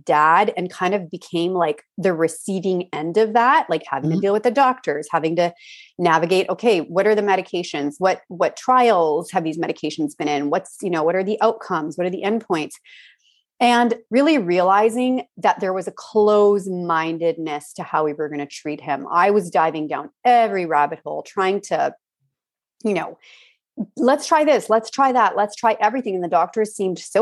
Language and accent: English; Alberta, Canada; I grew up in Alberta